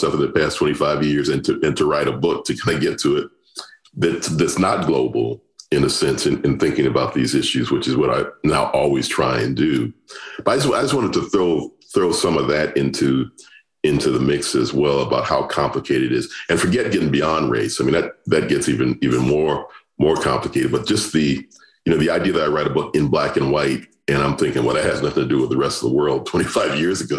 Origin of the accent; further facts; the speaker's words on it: United States; growing up in the U.S.